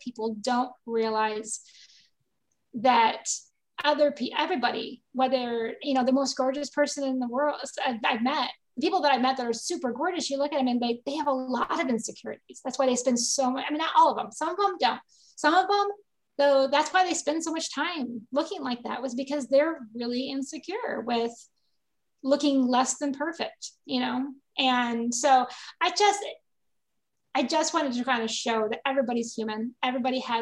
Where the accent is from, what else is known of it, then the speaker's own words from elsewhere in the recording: Michigan, United States; I grew up in Michigan